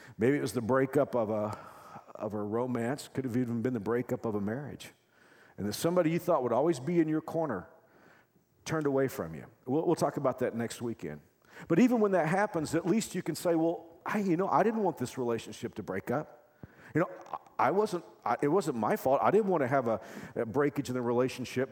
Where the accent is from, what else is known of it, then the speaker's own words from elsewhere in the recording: Texas, United States; now in Kansas, United States; I'm from Texas